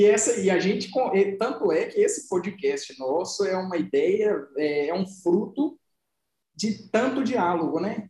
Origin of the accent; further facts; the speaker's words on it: Santo Antônio do Itambé, Minas Gerais, Brazil; also born or lived in Serro, Minas Gerais; Nasci em Cerro, fui criado em Santo Antônio do Itambé